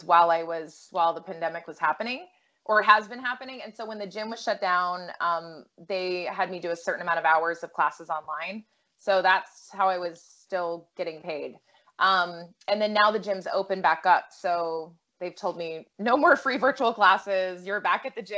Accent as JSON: {"language": "English", "region": "Massachusetts", "country": "United States", "tie": "born or raised there", "said": "I grew up in Massachusetts"}